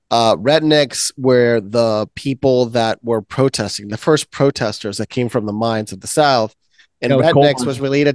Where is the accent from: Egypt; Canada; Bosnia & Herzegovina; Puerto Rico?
Puerto Rico; moved away; I come from Puerto Rico.